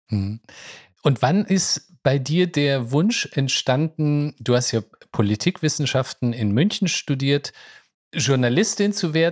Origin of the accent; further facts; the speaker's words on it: Kabul, Afghanistan; born there; Mit 27 Jahren zog Ronja in meine Geburtsstadt, Kabul, um dort als Reporterin über den Alltag der Menschen zu berichten.